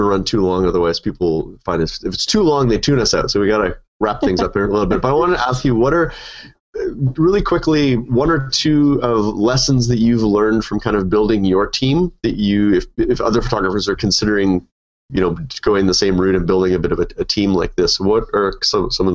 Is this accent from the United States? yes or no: no; Canada; being a Canadian